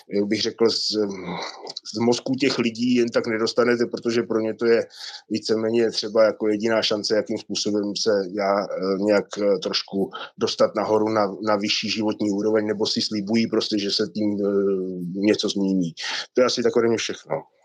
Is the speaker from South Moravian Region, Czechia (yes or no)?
no; Lanškroun, Pardubice Region, Czechia; moved away; 18 let jsem vyrůstal v Lančkrouně